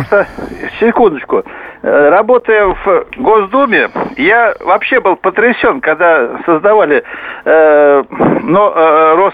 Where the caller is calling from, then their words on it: Moscow, Russia; Я здесь, из Москвы вам звоню.